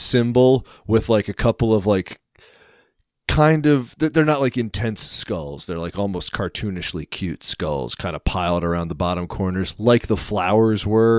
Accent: United States; And the fact that I did grow up like, what, 10 miles from Pennsylvania.

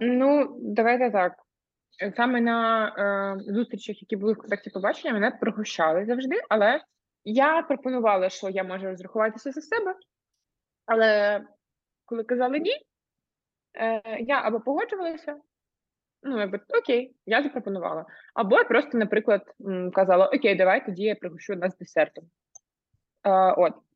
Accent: Ukraine; moved away as an adult; я з України і що в мене в країні війна

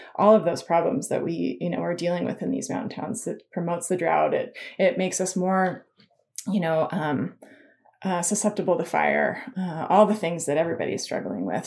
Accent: Incline Village, Nevada, United States; moved away; also born or lived in Colorado; I grew up in Lake Tahoe, an inclined village

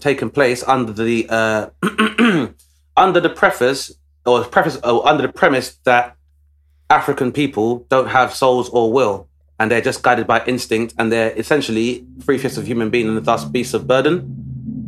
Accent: London, United Kingdom; Travis and I grew up in Southeast London

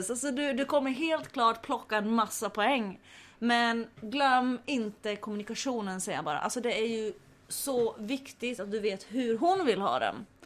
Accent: Finland; Men eh, jo tack, jag har varit hemma i Finland Finland och slåtts med mina brorsor.

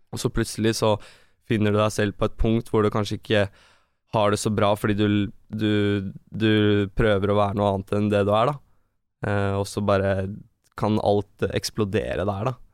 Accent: Norway; Vi vokste opp i blokk i Hoffsveien

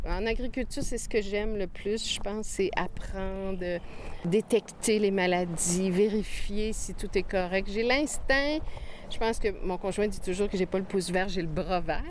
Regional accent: Quebec City, Quebec, Canada; now in Saint-Jacques-le-Mineur, Canada; même si j'ai été élevée à Québec, dans la ville de Québec

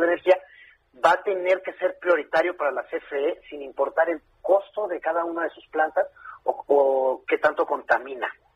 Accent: Mexico

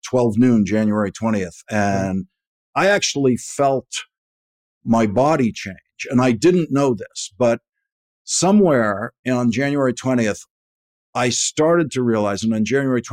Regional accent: Boston, Massachusetts, United States; I'm from Dorchester, which is the other end of the Red Line subway, where when I was a kid, Harvard Station was the end point

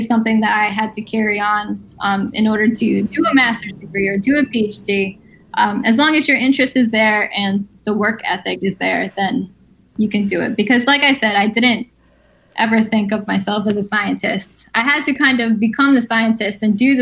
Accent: Guilderland, New York, United States; I had a great childhood in Gilderland

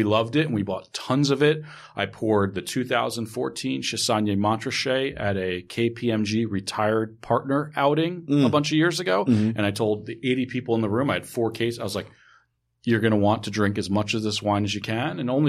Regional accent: New York, United States; So, I grew up in New York.

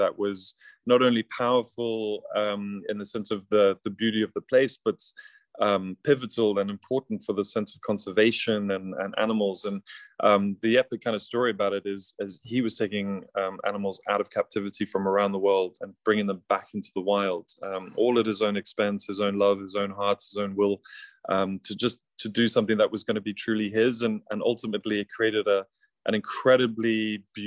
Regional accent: South Africa; now in London, United Kingdom; I grew up in a very unique and beautiful environment in South Africa on a safari.

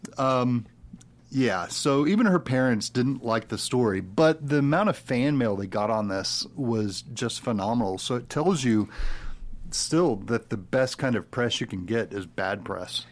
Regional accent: Texas, United States; also born or lived in Arkansas; I'm from, like, Arkansas, and I was raised in Texas

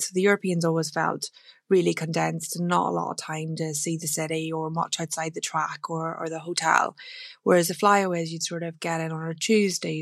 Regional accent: Northern Ireland, United Kingdom; home was a very rural part of Romana in Northern Ireland

